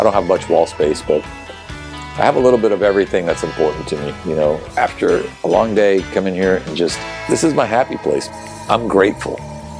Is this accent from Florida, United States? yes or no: yes; Ormond Beach, Florida, United States; I'm from Ormond Beach, Florida.